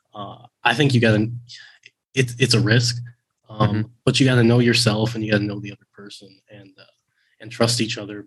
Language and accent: English; Midwest, United States; moved away as an adult; also born or lived in Oregon; I grew up in the Midwest